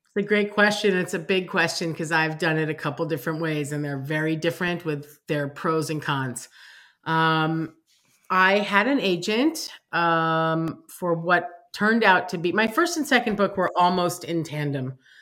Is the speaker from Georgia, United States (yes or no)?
no; New York City, New York, United States; growing up in New York, growing up on the Upper East Side